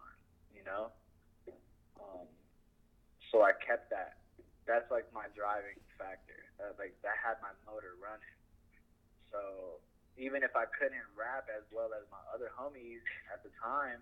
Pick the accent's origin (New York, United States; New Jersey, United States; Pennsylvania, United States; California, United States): California, United States; Downey; I grew up in Downey, but it's like on a borderline to Paramount at the time